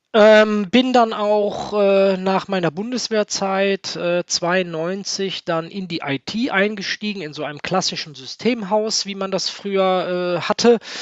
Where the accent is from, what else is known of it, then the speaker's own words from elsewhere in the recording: Niederkassel, North Rhine-Westphalia, Germany; also born or lived in Cologne; In der Tat bin ich nicht in Niederkassel geboren, sondern in Köln. Ähm, ich bin der einzige Kölner in meiner Familie. Ich habe es immer ein bisschen schwer gehabt. Die, die anderen sind alle Berliner. Ähm, aber wir sind, als ich ein Jahr alt war, nach Niederkassel rausgezogen und da habe ich bis zu meinem ja, knapp 15. Lebensjahr verbracht